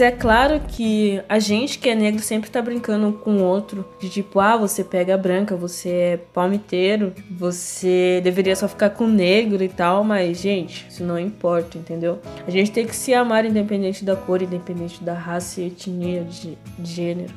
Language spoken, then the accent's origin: Portuguese; Tietê, São Paulo, Brazil; sou tietense e atualmente moro em São Paulo